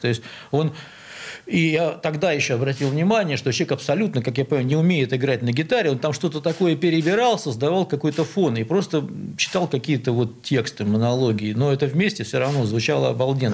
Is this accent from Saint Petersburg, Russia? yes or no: yes; Saint Petersburg, Russia; Я родился на Малой Охте, где сейчас метро Новочеркасская